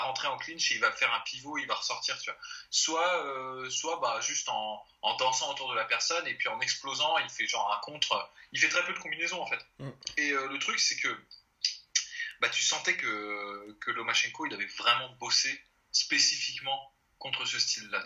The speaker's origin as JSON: {"language": "French", "country": "France", "said": "on est français"}